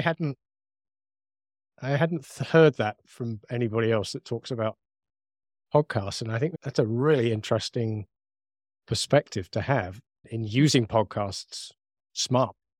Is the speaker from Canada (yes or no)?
no; United Kingdom; accent: British; my British accent